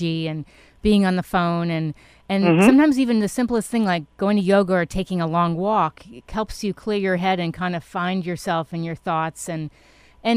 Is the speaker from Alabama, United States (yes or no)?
no; New York City, New York, United States; I grew up in Manhattan